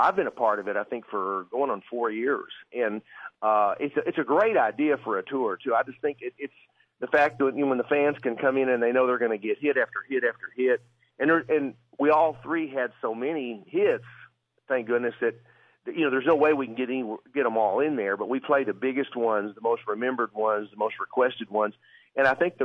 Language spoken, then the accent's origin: English; Arkansas, United States; I'm from Arkansas